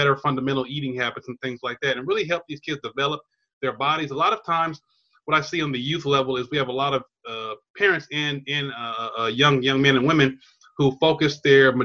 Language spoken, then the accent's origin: English; Chula Vista, California, United States; also born or lived in Louisiana; I'm a native Californian, Southern California. I grew up in San Diego, down there in Chula Vista by the border